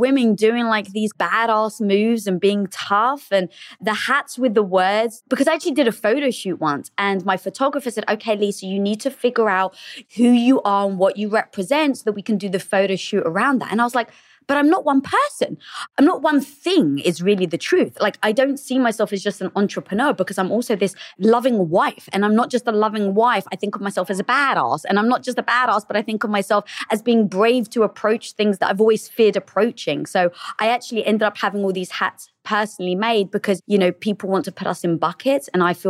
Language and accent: English; England, United Kingdom; now in Los Angeles, United States; No, I'm actually from England.